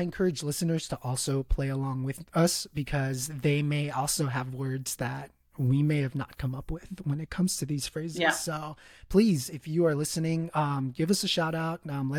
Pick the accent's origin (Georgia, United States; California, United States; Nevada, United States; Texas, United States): California, United States; also born or lived in El Salvador (parents); now in Indiana, United States; I was born in California. So a lot of the wordings, a lot of the things that I've learned in English are Californian based.